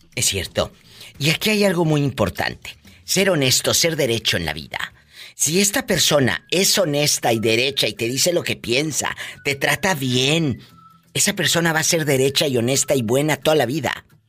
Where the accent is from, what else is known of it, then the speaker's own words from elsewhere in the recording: Matamoros, Tamaulipas, Mexico; now in United States; Yo nací en Matamoros, Tamaulipas